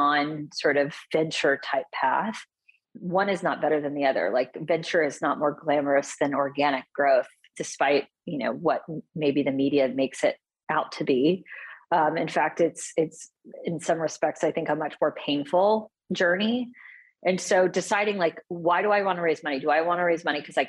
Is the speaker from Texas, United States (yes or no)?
yes; Houston, Texas, United States; which is where I grew up in Houston